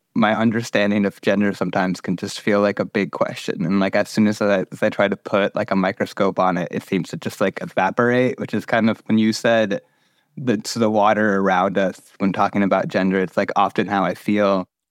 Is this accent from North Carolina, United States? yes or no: yes; North Carolina, United States; I grew up in North Carolina